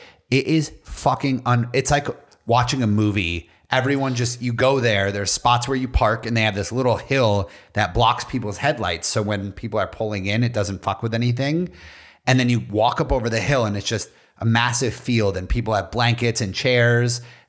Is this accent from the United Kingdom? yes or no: no; Spain; I'm from Spain. Hello, I'm from Spain.